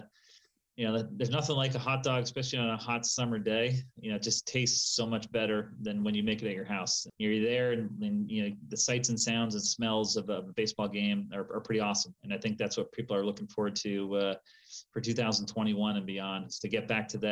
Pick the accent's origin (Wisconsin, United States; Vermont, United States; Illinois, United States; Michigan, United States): Vermont, United States; moved away; also born or lived in St. Louis; Growing up in Vermont